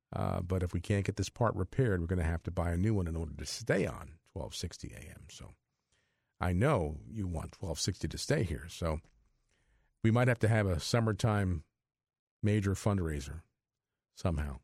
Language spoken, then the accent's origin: English; New Brunswick, New Jersey, United States; I grew up in the New Brunswick area, so I went to Saint Peter's Elementary School and Saint Peter's High School